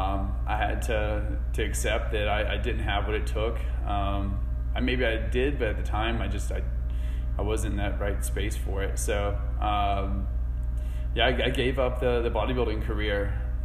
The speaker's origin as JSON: {"language": "English", "town": "Asheville", "region": "North Carolina", "country": "United States", "tie": "born or raised there", "said": "I grew up here in Asheville."}